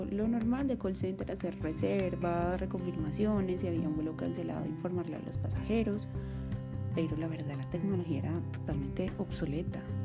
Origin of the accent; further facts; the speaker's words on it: Medellín, Antioquia, Colombia; now in Bogotá, Colombia; nací en Medellín, Antioquia, también en Colombia